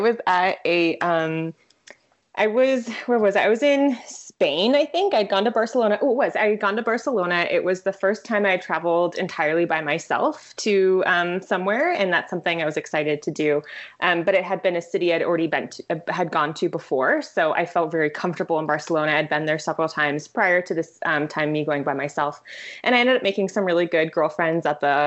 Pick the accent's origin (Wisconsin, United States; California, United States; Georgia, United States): California, United States; moved away as an adult; also born or lived in Vacaville, California; now in Philadelphia, United States; I'm from California. Yeah, I grew up in California